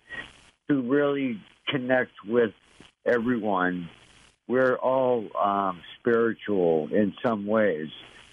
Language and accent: English; Salem, New Hampshire, United States; also born or lived in White Mountains, New Hampshire; I'm from Salem, New Hampshire, and I live close to a place called the American Stonehenge